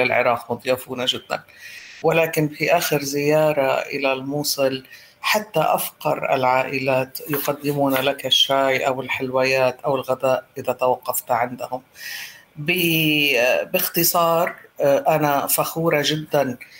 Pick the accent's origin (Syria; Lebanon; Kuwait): Lebanon; now in Iraq; أنا لبنانية الأصل